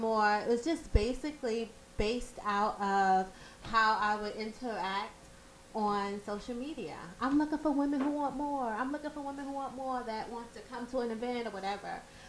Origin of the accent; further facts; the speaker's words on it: New York City, New York, United States; I'm from Brooklyn. What part? New York. Grew up in Prospect Heights.